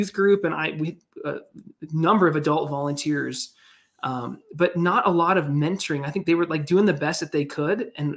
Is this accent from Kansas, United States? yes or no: yes; Kansas City, Kansas, United States; moved away as an adult; now in Denver, United States; I grew up in Kansas